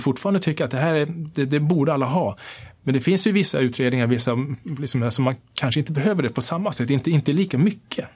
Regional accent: Kiruna, Norrbotten County, Sweden; jag är född och uppvuxen här i Sverige, uppvuxen i Kiruna

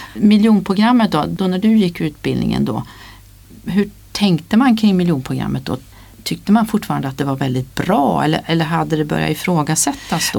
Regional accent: Värmland, Sweden; Jag är från Värmland

